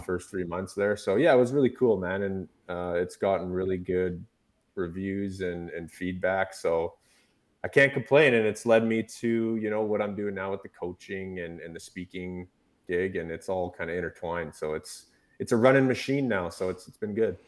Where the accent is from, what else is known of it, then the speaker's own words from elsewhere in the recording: Revelstoke, British Columbia, Canada; in my hometown in Revelstoke